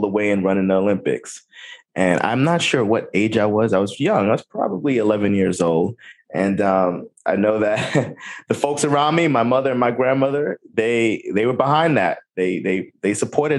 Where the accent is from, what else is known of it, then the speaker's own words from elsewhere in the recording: U.S. Virgin Islands; moved away; also born or lived in New Jersey; I lived in the U.S. Virgin Islands. I grew up on St. Croix